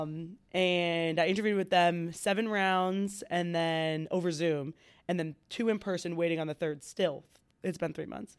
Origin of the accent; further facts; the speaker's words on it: Franklin, United States; I'm from Franklin